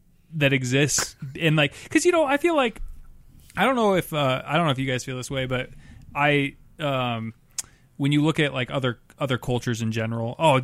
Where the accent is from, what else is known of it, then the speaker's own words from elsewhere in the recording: United States; as an American